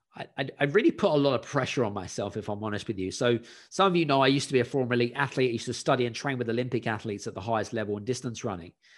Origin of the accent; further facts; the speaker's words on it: London, United Kingdom; moved away as an adult; also born or lived in Scandinavia; I grew up in West London in a council property, which is state-owned